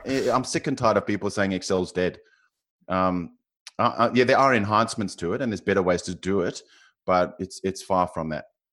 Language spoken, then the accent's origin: English; South Africa; accent: South African; now in Australia; you can probably tell from my accent, I'm South African, um, living in Australia